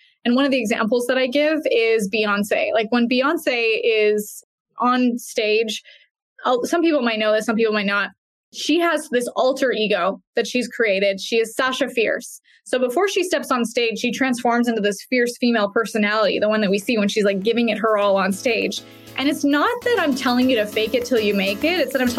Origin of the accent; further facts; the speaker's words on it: Canada; now in Boise, United States; The weather is great. It's a lot different than Canada. People make fun of my accent all the time.